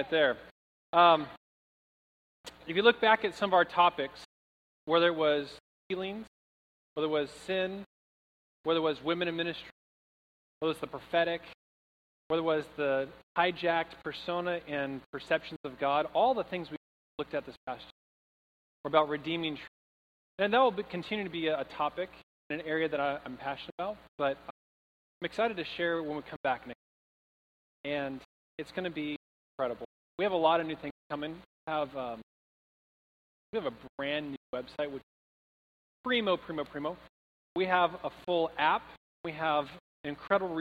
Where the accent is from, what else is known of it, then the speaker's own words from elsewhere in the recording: Troutdale, Oregon, United States; moved away; I'm from Oregon, and the weather we're having today, the storm of the decade, is like an average day where I'm from. Like, in Troutdale, which is like 30 minutes east of Portland